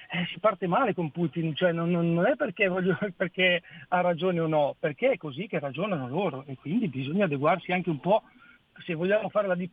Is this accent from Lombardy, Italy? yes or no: yes; Peschiera Borromeo, Lombardy, Italy; Adesso in questo momento sono a Mantova per lavoro, ma io sono di Peschiera Borromeo.